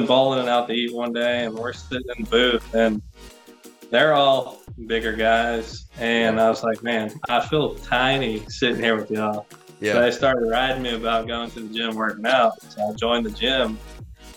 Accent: Lake Charles, Louisiana, United States; Born and raised in the Lake Charles area

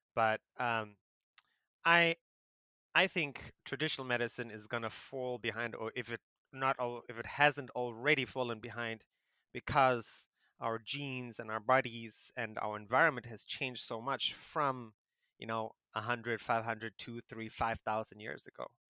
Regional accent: South Africa; moved away as an adult; now in Taiwan; I grew up in South Africa

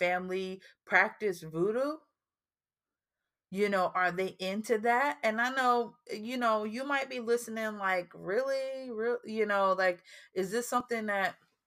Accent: New Jersey, United States; we're originally from New Jersey, so our projects is more high rises.

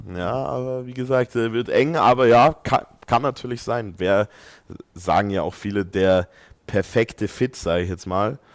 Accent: Austria; bin ja auch äh, Ösi

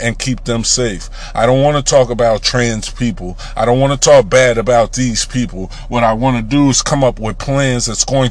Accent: United States; We are black American people

